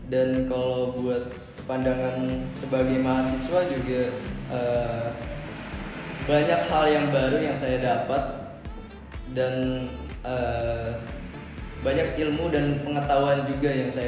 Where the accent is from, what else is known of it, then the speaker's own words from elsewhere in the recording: Tangerang, Banten, Indonesia; Uh, saya dari Tangerang.